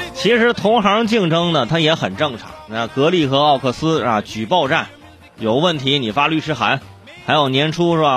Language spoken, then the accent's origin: Chinese; Hebei, China; moved away; 回我老家一趟， 啊， 哈， 去趟河北， 啊， 去趟河北， 哎， 去趟河北的石家庄